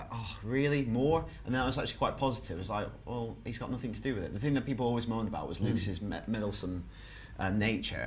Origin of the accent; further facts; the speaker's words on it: Lancashire, North West England, United Kingdom; when I was growing up in Lancashire.